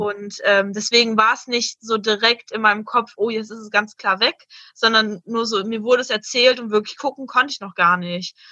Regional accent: Hanover, Lower Saxony, Germany; ich komme aus Hannover

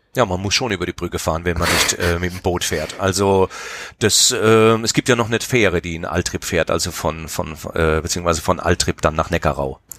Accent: Mannheim, Baden-Württemberg, Germany

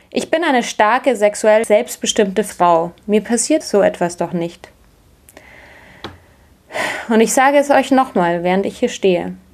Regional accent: Munich, Bavaria, Germany; Ich bin in München aufgewachsen

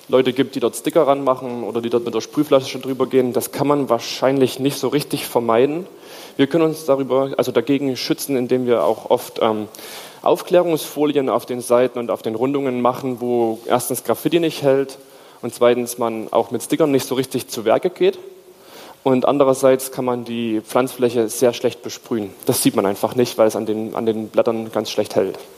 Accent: Stuttgart, Baden-Württemberg, Germany; Wie schon gesagt, ich komme aus Stuttgart, also da müssten Sie die Stadt zupflastern.

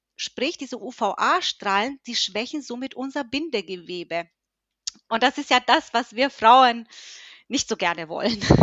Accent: Höchstadt, Bavaria, Germany; ich komme aus Höchstadt, ich bin 41 Jahre alt

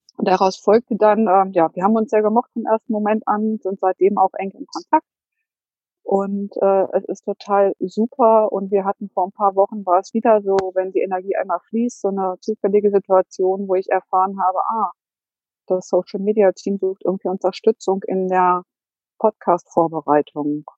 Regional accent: Hanover, Lower Saxony, Germany; Ich komme aus Hannover

